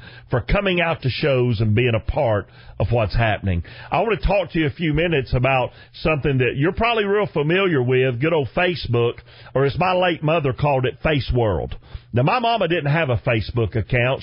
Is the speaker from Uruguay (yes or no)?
no; Chickamauga, Georgia, United States; accent: thick; I'm born and raised in Chickamauga, Georgia